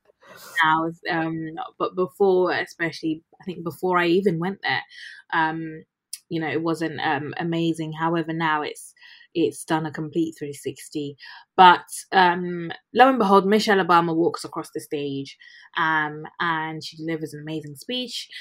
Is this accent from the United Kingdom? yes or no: yes; United Kingdom; also born or lived in Ghana; I am a British Ghanaian doctor currently practicing in the UK.